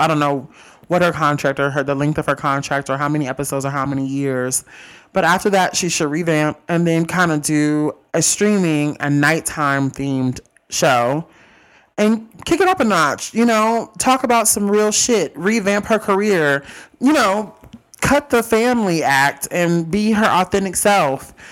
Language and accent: English; Mississippi, United States; I'm from Mississippi.